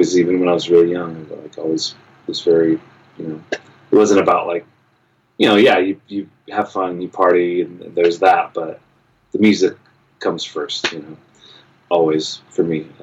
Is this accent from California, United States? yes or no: yes; Palm Springs, California, United States; also born or lived in Los Angeles, California; I grew up in Palm Springs, California, which is about an hour and a half, about 100 miles east of Los Angeles